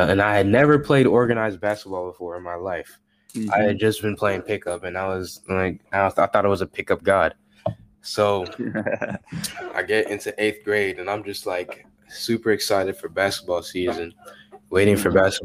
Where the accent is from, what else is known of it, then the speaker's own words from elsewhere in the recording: United States; also born or lived in Africa; going there as an American